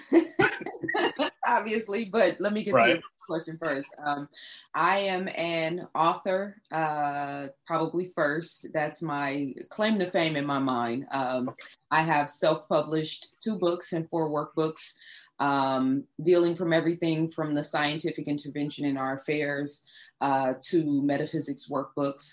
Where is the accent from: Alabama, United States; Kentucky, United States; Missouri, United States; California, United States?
California, United States; Oakland; when I was growing up in Oakland, California